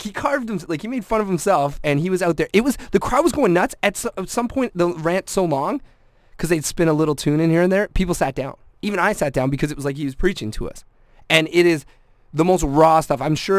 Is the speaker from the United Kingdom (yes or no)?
yes; Scotland, United Kingdom; I mean, I'm Scottish, so I know kilts and stuff.